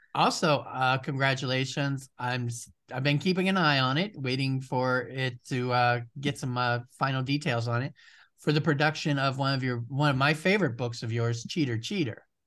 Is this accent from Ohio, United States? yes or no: yes; Ohio, United States; you do live in Ohio, which is my home state